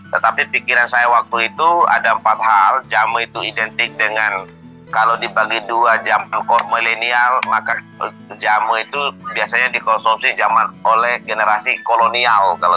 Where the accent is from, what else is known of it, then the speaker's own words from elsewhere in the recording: Indonesia; Midom itu adalah kampung halaman saya.